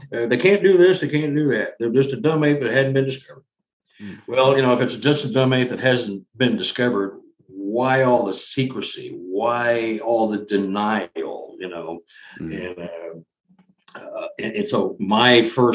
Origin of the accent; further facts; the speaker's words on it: Dallas, Texas, United States; I'm from Dallas, Texas